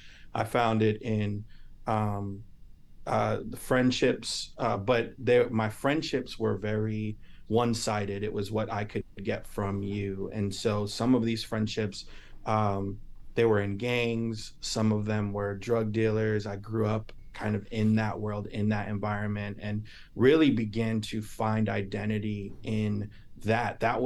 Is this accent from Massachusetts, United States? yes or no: yes; Lynn, Massachusetts, United States; also born or lived in Salem / Texas; I was born in Salem, which is North Shore, Boston, and then lived in Texas for 5 years, came back around middle school, lived and grew up in Lynn through middle school, high school.